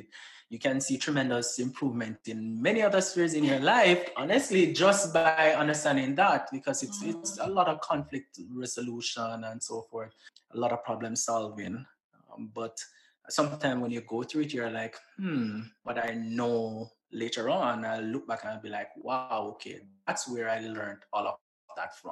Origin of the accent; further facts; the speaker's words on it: Saint Elizabeth, Jamaica; moved away as an adult; also born or lived in Antigua / Grenada; now in Washington, D.C., United States; I'm from St. Elizabeth. So I'm very rural and country, as people would say